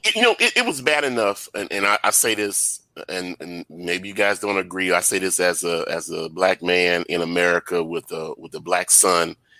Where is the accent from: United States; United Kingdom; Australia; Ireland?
United States; Baton Rouge, Louisiana; I'm from Baton Rouge myself